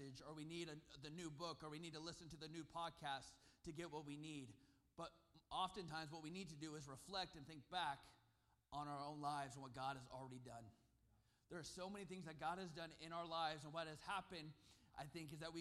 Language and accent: English; Susanville, California, United States; born or raised there; also born or lived in Sacramento, California